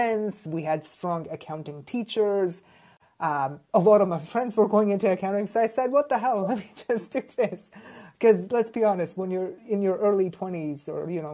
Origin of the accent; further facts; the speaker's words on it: Toronto, Ontario, Canada; Grew up in Toronto, went to school here as well